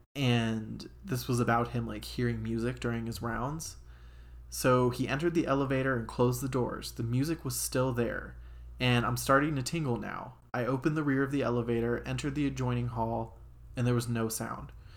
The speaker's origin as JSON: {"language": "English", "town": "Cincinnati", "region": "Ohio", "country": "United States", "moved": "yes", "said": "I'm from Cincinnati originally"}